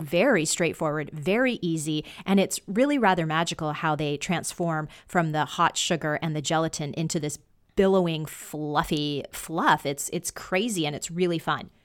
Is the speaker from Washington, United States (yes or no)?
yes; Washington, United States